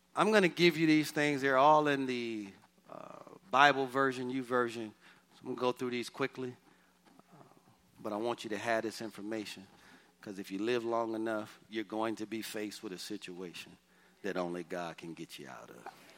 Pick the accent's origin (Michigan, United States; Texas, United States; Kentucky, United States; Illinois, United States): Michigan, United States; Detroit; moved away; The house I grew up in in Detroit, Michigan, the address was 4331 Waverly